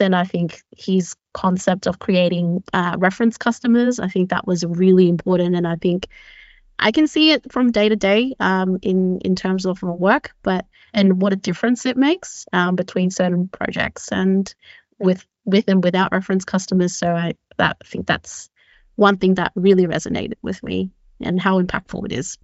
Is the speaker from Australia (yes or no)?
yes; Sydney, New South Wales, Australia; moved away as an adult; now in Copenhagen, Denmark; I'm originally from Sydney, uh, where I grew up most of my life